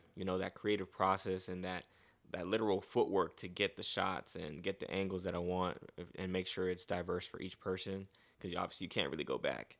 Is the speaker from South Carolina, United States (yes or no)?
no; Fort Lauderdale, Florida, United States; also born or lived in Gwinnett County, Georgia / Haiti (family); now in Atlanta, United States; I came from South Florida, so I grew up in South Florida, Fort Lauderdale